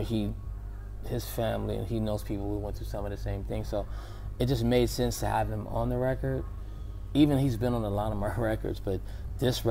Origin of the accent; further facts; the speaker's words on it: Oakland, California, United States; growing up being a man, growing up in the Oakland Bay Area